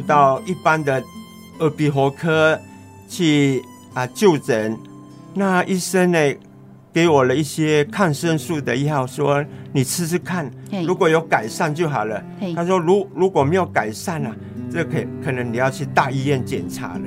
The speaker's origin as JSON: {"language": "Chinese", "town": "Chenggong", "region": "Taitung County", "country": "Taiwan", "tie": "born or raised there", "moved": "yes", "said": "我的故乡在成功镇"}